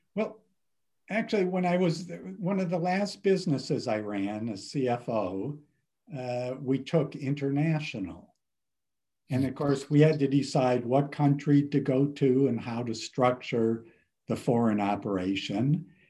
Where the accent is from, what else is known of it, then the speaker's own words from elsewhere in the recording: Cleveland, Ohio, United States; moved away; I grew up in Ohio, Cleveland, Ohio